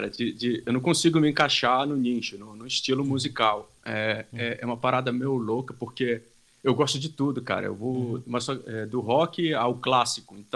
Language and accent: Portuguese; Laranjal do Jari, Amapá, Brazil; also born or lived in Monte Dourado, Pará; numa cidadezinha que fica entre o estado do Pará e o Amapá, chamada Laranjal do Jari. Nasci no Monte Dourado, mas fui criado em Laranjal do Jari.